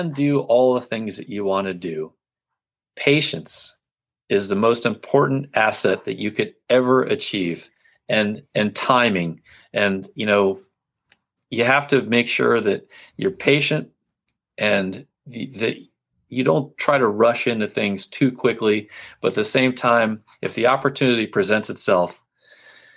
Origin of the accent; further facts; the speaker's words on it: Florida, United States; I grew up in Florida